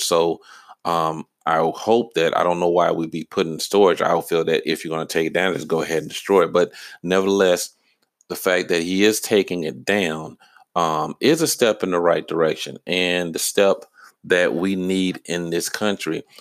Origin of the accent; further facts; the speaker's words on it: Georgia, United States; I lived in Georgia. I've been, lived in Georgia my whole life.